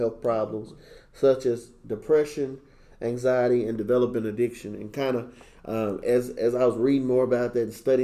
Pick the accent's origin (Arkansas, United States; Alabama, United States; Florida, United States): Arkansas, United States; now in Dallas, United States; I'm from Arkansas